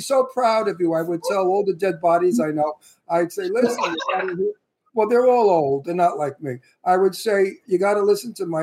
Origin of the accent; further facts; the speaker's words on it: New York City, New York, United States; I'm from Brooklyn, Italian from Brooklyn.